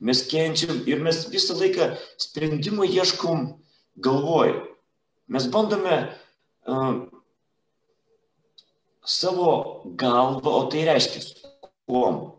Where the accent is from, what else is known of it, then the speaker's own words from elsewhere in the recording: Klaipėda, Klaipėda County, Lithuania; now in Palanga, Lithuania; esu klaipėdiškis